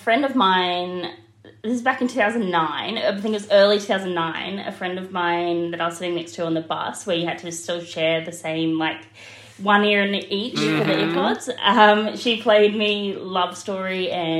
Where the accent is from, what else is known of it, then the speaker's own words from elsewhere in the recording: Brisbane, Queensland, Australia; I'm from Brisbane, Australia.